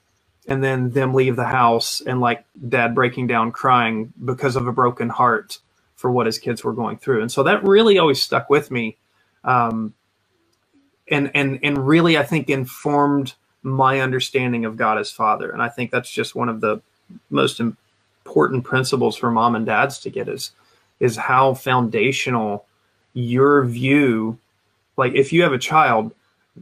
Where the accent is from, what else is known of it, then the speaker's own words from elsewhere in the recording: Huntington, West Virginia, United States; I grew up just outside of Huntington, West Virginia, which is where Marshall University is